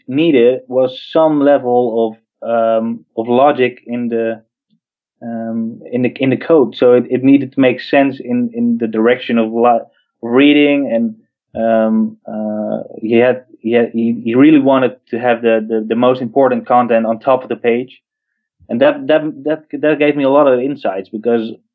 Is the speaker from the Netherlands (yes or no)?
yes; Netherlands; I'm from the Netherlands